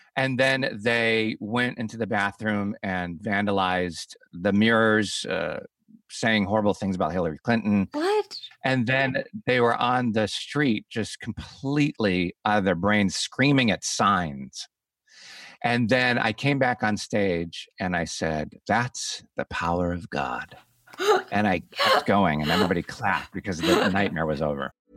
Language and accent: English; Chicago, Illinois, United States; I'm from Chicago